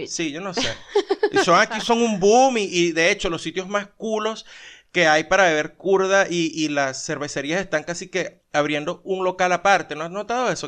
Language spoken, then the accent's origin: Spanish; Venezuela; now in Colombia; somos venezolanos